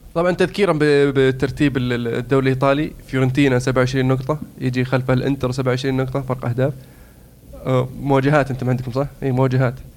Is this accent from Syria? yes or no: no; Saudi Arabia; انا سعودي